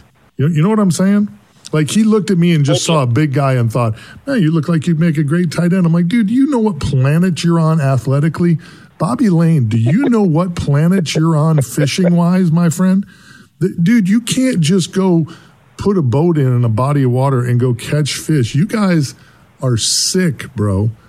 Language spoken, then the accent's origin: English; Winnebago chain, Wisconsin, United States; moved away as an adult; now in Tampa, United States; I was born and raised on the Winnebago chain. We lived on Butamore up there. I grew up.